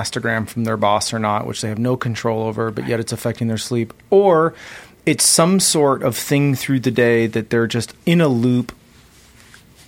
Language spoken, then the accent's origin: English; San Diego, California, United States; I grew up in San Diego. I grew up swimming in the ocean